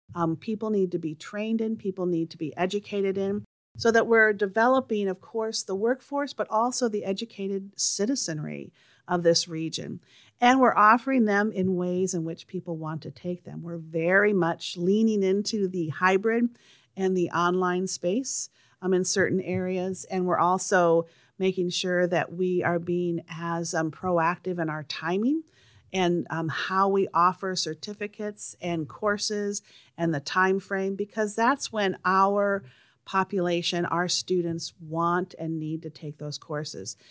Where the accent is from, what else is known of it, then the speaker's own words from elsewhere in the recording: Charles City, Iowa, United States; now in St. Louis, United States; I grew up in Charles City, Iowa